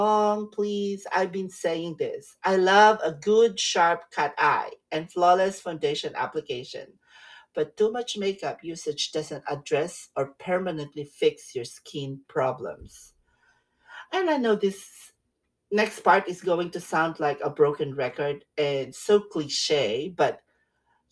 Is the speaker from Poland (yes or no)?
no; Philippines; now in California, United States; When I was growing up in the Philippines